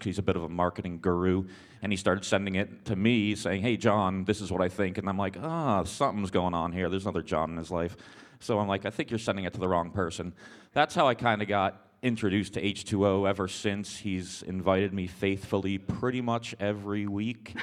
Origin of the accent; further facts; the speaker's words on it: Boston, Massachusetts, United States; moved away; I was raised in Boston area